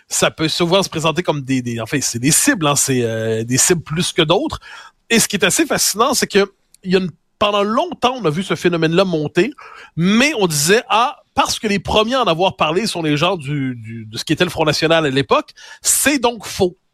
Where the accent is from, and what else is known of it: Quebec, Canada